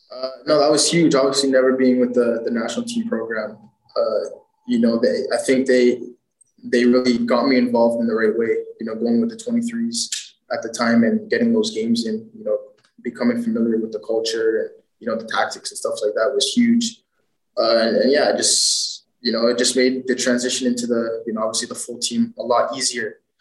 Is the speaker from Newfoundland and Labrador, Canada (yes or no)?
no; Toronto, Ontario, Canada; growing up, I followed Toronto FC because you know that was my hometown team